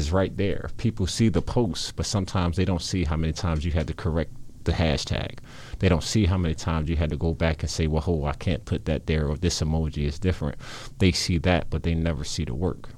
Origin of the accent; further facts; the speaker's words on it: Philadelphia, Pennsylvania, United States; I grew up in South Philadelphia